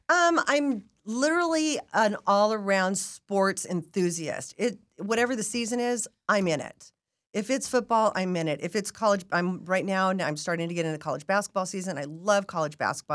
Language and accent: English; Las Vegas, Nevada, United States; Me being born and raised in Las Vegas